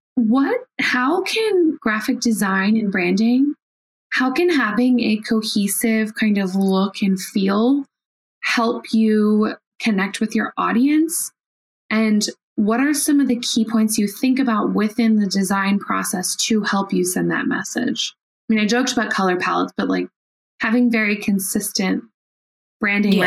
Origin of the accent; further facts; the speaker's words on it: Washington, District of Columbia, United States; I currently live in Washington D.C. and I'm a D.C. native.